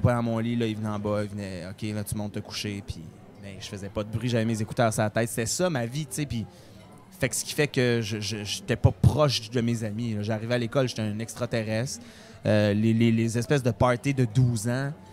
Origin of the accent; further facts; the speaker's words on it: Beauce, Quebec, Canada; Je viens de la Beauce